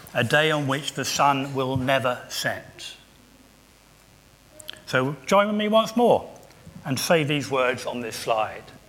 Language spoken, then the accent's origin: English; England, United Kingdom; I'm English